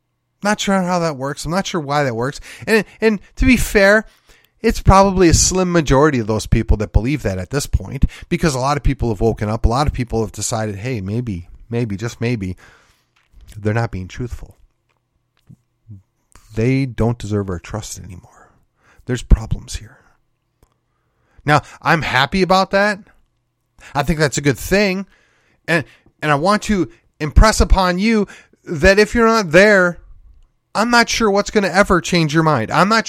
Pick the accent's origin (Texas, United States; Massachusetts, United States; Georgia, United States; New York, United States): Texas, United States; At this point, as a Texan, and I'm kind of like, you can keep it.